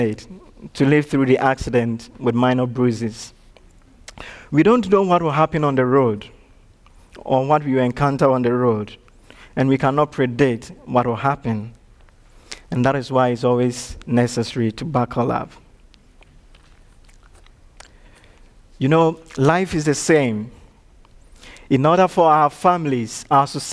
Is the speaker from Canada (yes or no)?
no; Ashanti, Ghana; English is a second language; now in Chattanooga, United States; in my home country, I come from one of the dominant tribes, the Ashanti tribe